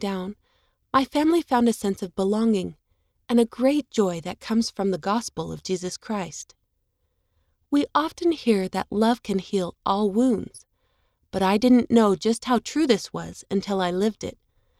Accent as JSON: {"language": "English", "country": "Japan", "said": "In my home country of Japan, 98% of the population is Japanese."}